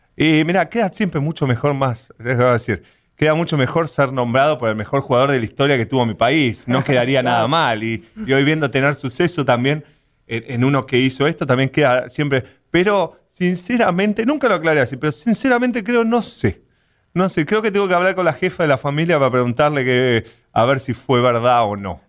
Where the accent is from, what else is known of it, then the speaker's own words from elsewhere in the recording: Buenos Aires Province, Argentina; moved away as an adult; now in United States; la verdad que nací en Buenos Aires, no nací, nací un poquito a las afueras de Buenos Aires. Buenos Aires en sí, cerca del aeropuerto